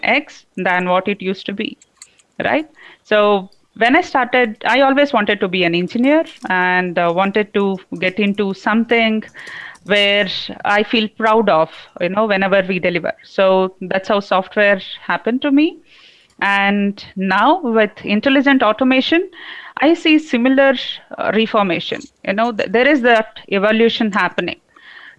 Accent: India; also born or lived in Bangalore; namaste to my fellow Indians. I am speaking here from Bangalore, not from

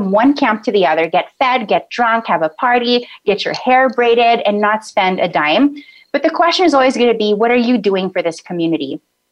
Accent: Philippines; now in United States; being Filipino

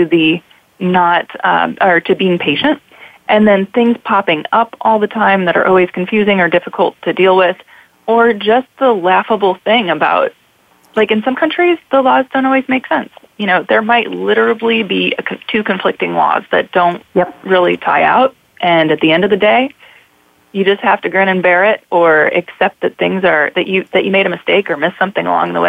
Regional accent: United States; I'm American

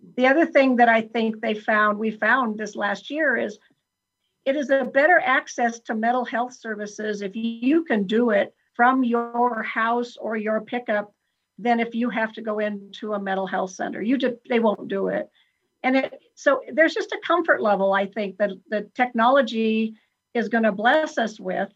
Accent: Franktown, Colorado, United States; also born or lived in Virginia Dale, Colorado; I was born and raised in Franktown, Colorado, which was um, 45 miles from nowhere

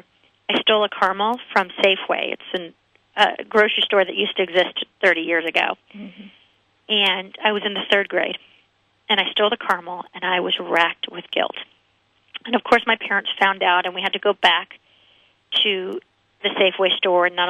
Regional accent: United States; I wasn't born in Germany. I was raised in America and born in America

